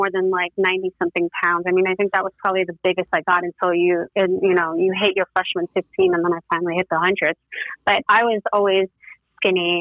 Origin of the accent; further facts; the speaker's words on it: New York City, New York, United States; moved away as an adult; also born or lived in Tennessee; born and raised in the Bronx, my parents still live in the same apartment that I was born